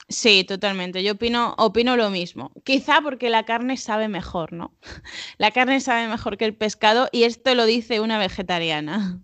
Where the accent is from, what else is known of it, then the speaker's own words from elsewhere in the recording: Spain; yo, como buena española